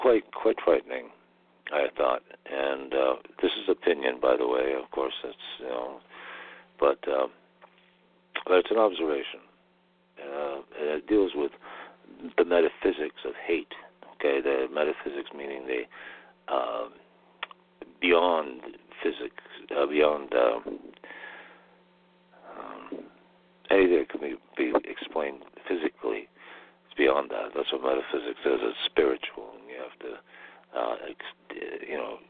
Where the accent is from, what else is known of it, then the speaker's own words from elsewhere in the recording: United States; I was born in the United States